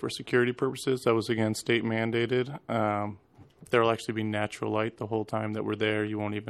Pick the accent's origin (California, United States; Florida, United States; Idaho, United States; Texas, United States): Idaho, United States; also born or lived in San Diego; now in Alaska, United States; Originally, I'm from Idaho. The previous 3 years, I've been here in Alaska. And before that, Alaska, I was in San Diego.